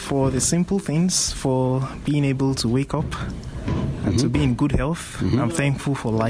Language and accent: English; Nigeria; moved away as an adult; now in Columbia, United States; I'm from Nigeria.